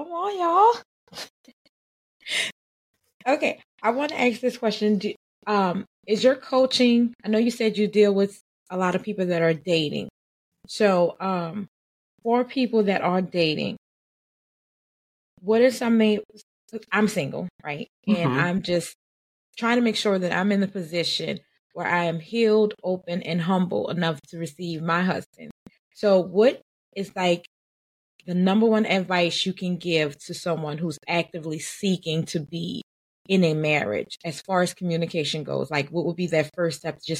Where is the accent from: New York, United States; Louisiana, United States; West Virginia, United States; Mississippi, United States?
Louisiana, United States; New Orleans; I'm from New Orleans and we're Creole